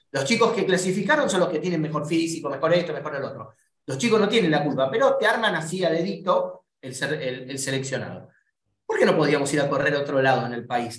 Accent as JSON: {"language": "Spanish", "country": "Argentina", "said": "seguimos siendo argentinos"}